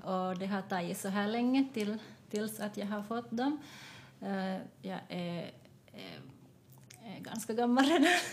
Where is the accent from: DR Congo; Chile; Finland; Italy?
Finland; Jakobstad, Ostrobothnia; moved away as an adult; also born or lived in Taiwan / Vaasa; now in Espoo, Finland; jag kom till Finland när jag var ett år och jag har också en adopterad syster från, från Taiwan. Vi kom hit samtidigt och jag har växt upp i Jakobstad